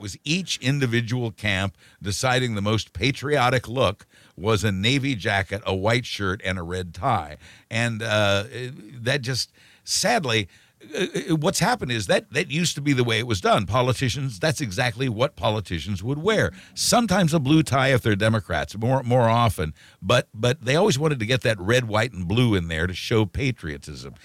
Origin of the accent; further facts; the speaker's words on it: United States; we are Americans too